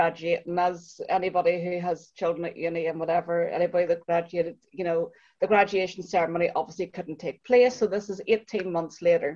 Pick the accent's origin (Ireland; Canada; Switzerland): Ireland; our Irish skin